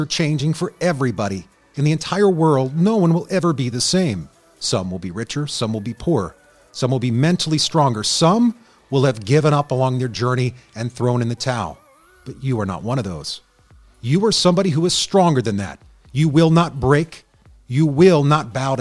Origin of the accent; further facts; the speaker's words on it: United States; I was born in the United States